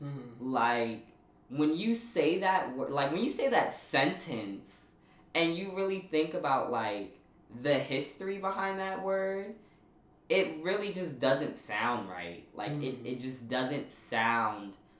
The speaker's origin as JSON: {"language": "English", "town": "New York City", "region": "New York", "country": "United States", "tie": "born or raised there", "said": "I grew up in Park Slope, which, for those of y'all who don't know, it's a very predominantly white neighborhood in Brooklyn"}